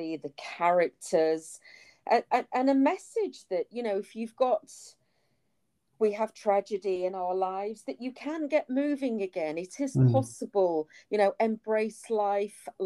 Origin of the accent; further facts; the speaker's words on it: United Kingdom; I'm British through and through and I don't have any Italian ancestry